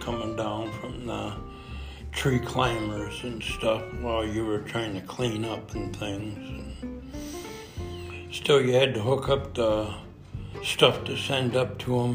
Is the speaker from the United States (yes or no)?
yes; Marquette, Michigan, United States; I'm from Marquette, Michigan.